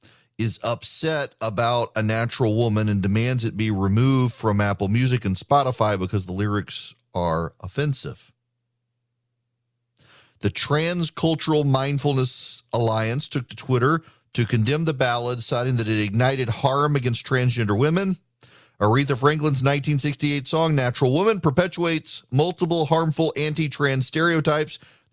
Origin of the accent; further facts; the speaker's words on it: Dubai, United Arab Emirates; When I was growing up in Dubai, we had a housekeeper named Anna